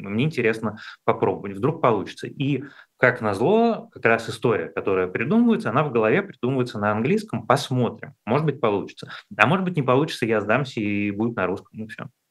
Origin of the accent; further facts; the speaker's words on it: Moscow, Russia; как москвич